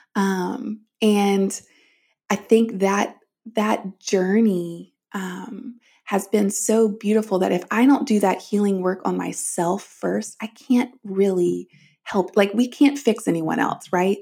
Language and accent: English; the South, United States; I grew up in the South and in the church